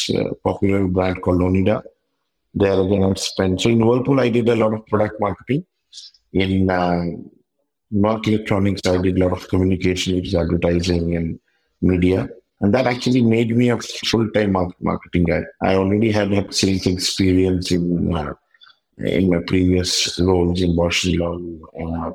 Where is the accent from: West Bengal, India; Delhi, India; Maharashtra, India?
West Bengal, India; Kolkata; moved away as an adult; also born or lived in South India; I left my hometown Calcutta for the first time at the age of 24